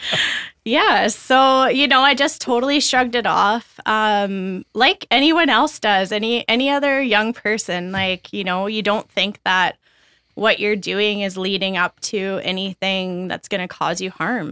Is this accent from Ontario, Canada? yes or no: no; Brooks, Alberta, Canada; also born or lived in Red Deer; I grew up in Brooks, Alberta.